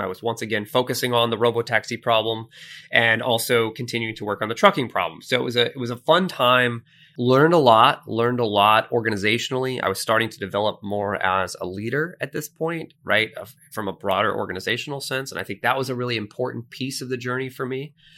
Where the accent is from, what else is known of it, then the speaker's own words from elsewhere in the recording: Sunrise, Florida, United States; I grew up in Sunrise, Florida, which is just outside of Fort Lauderdale, north of Miami.